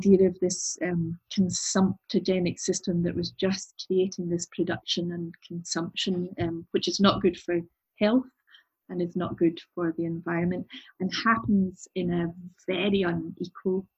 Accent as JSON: {"language": "English", "town": "Glasgow", "region": "Scotland", "country": "United Kingdom", "said": "I'm originally from Glasgow, and from the east end of Glasgow"}